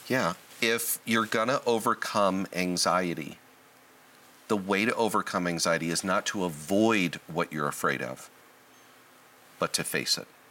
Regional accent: Southern California, United States; I was born and raised in Southern California

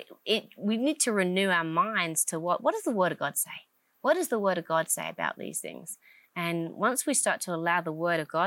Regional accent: England, United Kingdom; moved away as an adult; now in United States; I'm from England, obviously. I have a slightly different accent. I moved over to America with my family

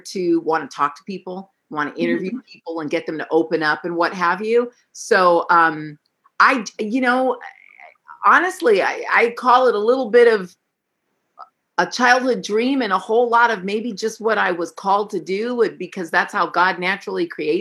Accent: San Francisco, California, United States; I was born in San Francisco

